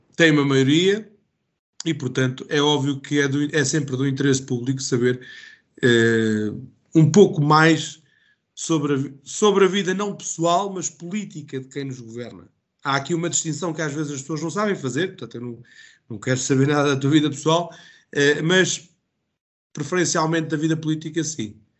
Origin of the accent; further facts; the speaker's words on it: Calvão, Centro, Portugal; Eu sou de Calvão uh, e, portanto, mesmo aqui em Calvão